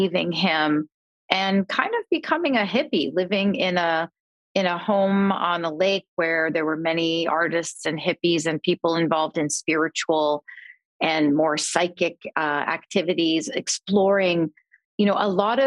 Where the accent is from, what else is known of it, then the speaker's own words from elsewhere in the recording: Canada; I grew up in Canada